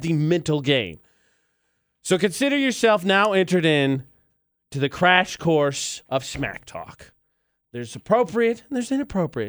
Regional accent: Utah, United States; our home state

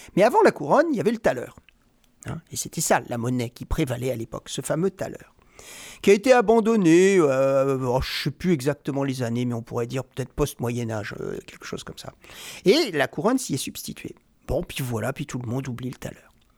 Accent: Rouen, Normandy, France; moved away as an adult; now in Sweden; je suis né à Rouen, en Normandie

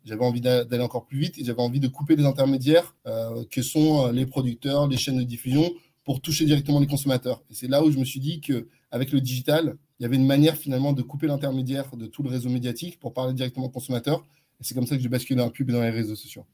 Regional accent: Neuilly-sur-Seine, Île-de-France, France; first language French; also born or lived in Nigeria; j'ai grandi à Neuilly

